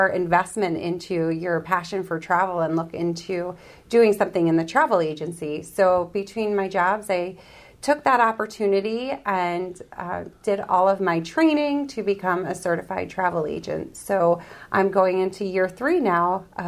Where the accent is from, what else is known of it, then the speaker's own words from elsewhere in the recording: Hunterdon County, New Jersey, United States; moved away as an adult; also born or lived in Audubon, Pennsylvania; now in Royersford, United States; I am born and raised in New Jersey, in Hunterdon County, very small, small town in Hunterdon County